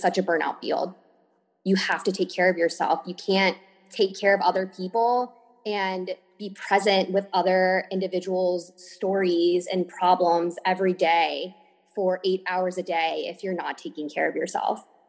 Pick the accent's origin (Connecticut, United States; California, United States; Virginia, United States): Virginia, United States; moved away as an adult; also born or lived in Miami, Florida; I am from Virginia, um, born and raised here